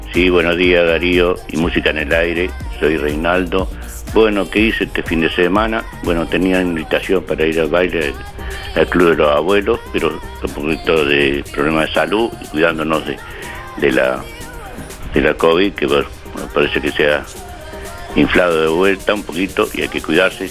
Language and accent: Spanish; Uruguay; Acá somos los uruguayos